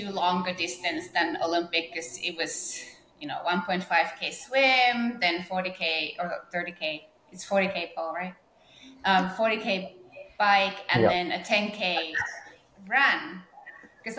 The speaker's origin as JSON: {"language": "English", "region": "northern Finland", "country": "Finland", "tie": "born or raised there", "also_born_or_lived": "Norway", "moved": "as an adult", "said": "I was growing up in North Finland."}